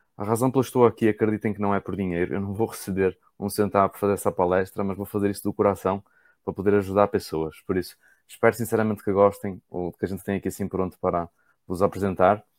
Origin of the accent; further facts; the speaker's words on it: Portugal; moved away as an adult; now in Brazil; eu sou português